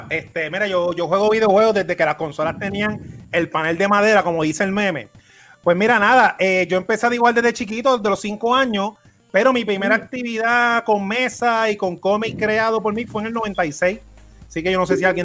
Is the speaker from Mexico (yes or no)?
no; Puerto Rico; No, pero yo soy boricua